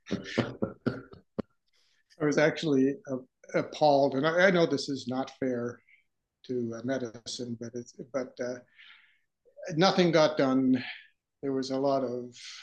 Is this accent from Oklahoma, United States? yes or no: no; Boston, Massachusetts, United States; moved away as an adult; also born or lived in Minneapolis, Minnesota; now in Brooklyn, United States; I was born in Boston, Massachusetts